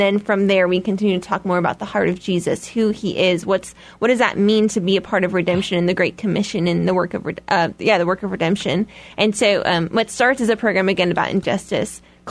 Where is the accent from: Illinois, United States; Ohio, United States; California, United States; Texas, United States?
Illinois, United States; Chicago; I'm from Chicago, and I've always lived in Chicago